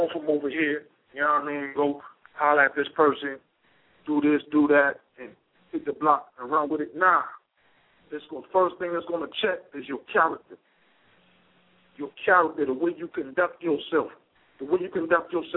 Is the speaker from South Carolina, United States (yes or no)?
yes; Charleston, South Carolina, United States; I grew up in Charleston, South Carolina